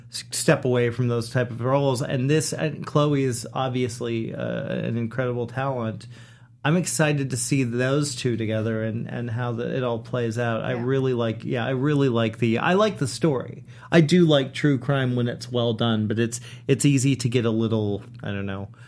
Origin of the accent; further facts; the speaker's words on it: Uruguay; I'm from Uruguay.